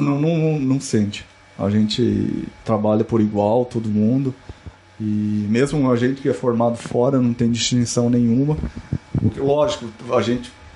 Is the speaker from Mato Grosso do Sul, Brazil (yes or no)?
yes; Campo Grande, Mato Grosso do Sul, Brazil; moved away as an adult; also born or lived in Curitiba, Brazil; now in Canada; Eu sou de Campo Grande, Mato Grosso do Sul, natural, estudei minha vida inteira lá